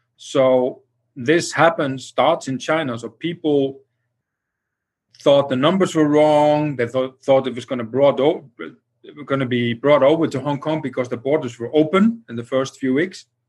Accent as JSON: {"language": "English", "country": "Iceland"}